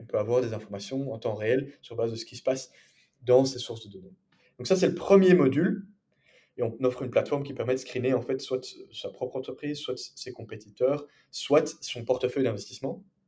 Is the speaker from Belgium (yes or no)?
yes; Brussels, Brussels-Capital Region, Belgium; also born or lived in England; je suis bruxellois de 23 ans, bilingue, père francophone